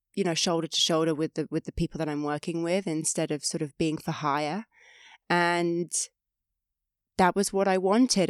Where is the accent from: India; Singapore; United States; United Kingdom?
United Kingdom; five hours from London, England; moved away as an adult; growing up, I was five hours from London